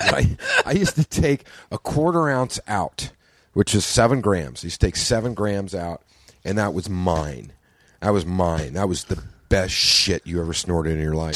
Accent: Oklahoma, United States; I grew up in Oklahoma

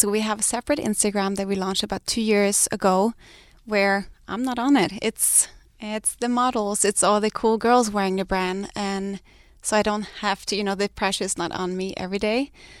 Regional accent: Denmark; moved away as an adult; we came here from Denmark with nothing. We lived out of my friend's guest house in a valley with a little baby, and we have really built something together.

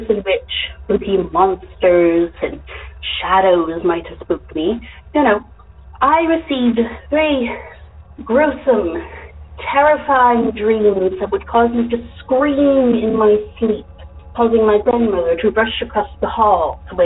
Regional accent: Canada; now in Dallas-Fort Worth, United States; I am in the DFW area now. However, I am from Canada

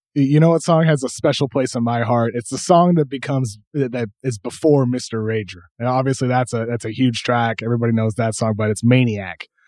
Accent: Massachusetts, United States; I grew up in the Northeast in Massachusetts

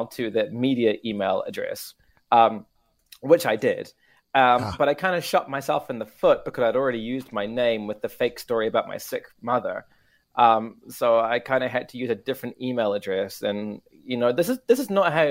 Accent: New Zealand; now in Tokyo, Japan; my hometown

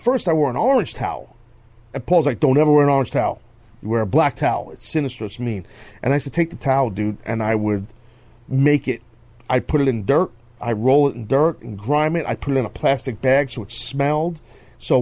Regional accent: New York City, New York, United States; wrestling in my hometown at the Garden

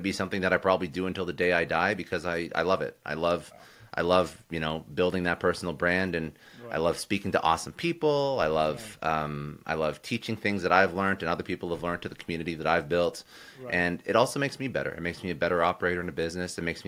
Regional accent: Ottawa, Ontario, Canada; also born or lived in Toronto; Raised in Canada. Most of my young life I was actually in Ottawa, which is the capital of Canada.

